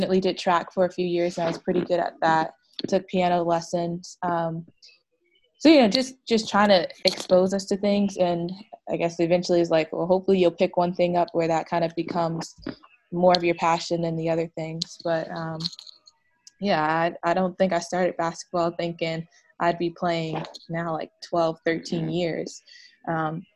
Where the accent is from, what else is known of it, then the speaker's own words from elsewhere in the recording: East Orange, New Jersey, United States; also born or lived in Virginia; I'm from East Orange, New Jersey. Like, growing up in New Jersey, the only time I've left is to go to school, went to Virginia